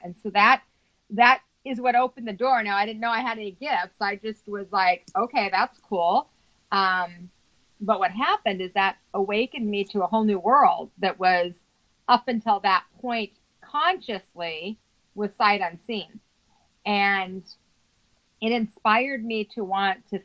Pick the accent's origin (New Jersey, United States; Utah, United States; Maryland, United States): Utah, United States; Salt Lake City; I was raised in Salt Lake City, Utah